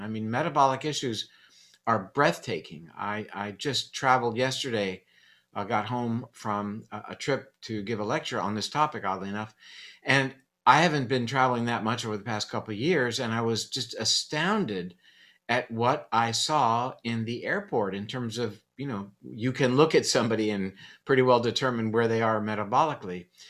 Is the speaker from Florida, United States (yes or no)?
yes; Coral Gables, Florida, United States; I grew up in Coral Gables, which was back then the home of the National Hurricane Center